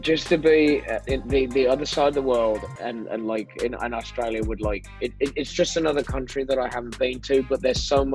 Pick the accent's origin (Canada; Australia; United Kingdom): United Kingdom; As a Brit, a patriotic Brit